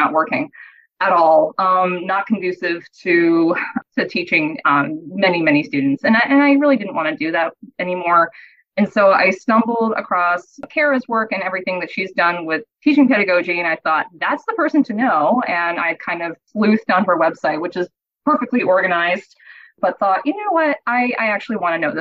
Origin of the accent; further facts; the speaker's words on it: Massachusetts, United States; moved away; also born or lived in Boston / Pennsylvania / Denmark; I'm from Massachusetts to begin